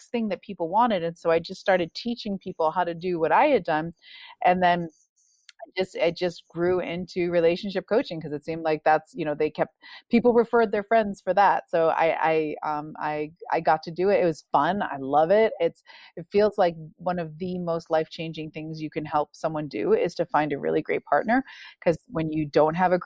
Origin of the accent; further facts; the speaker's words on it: Newburyport, Massachusetts, United States; moved away as an adult; now in West Coast, United States; I'm from Newburyport, Massachusetts. I grew up and I never thought I would live outside of New England.